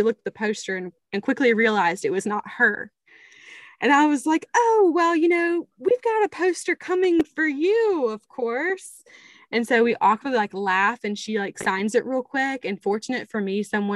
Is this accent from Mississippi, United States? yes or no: yes; Tupelo, Mississippi, United States; from small town Tupelo, Mississippi, where we're both from